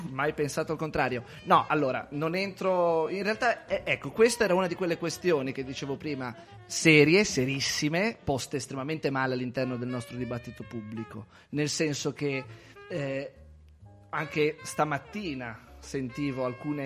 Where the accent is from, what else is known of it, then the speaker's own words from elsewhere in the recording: Celle Ligure, Liguria, Italy; Il mio paese, Celle Ligure in provincia di Savona, spopolamento altissimo